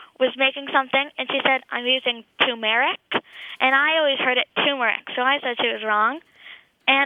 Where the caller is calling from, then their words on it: Massachusetts, United States; I'm calling from Massachusetts.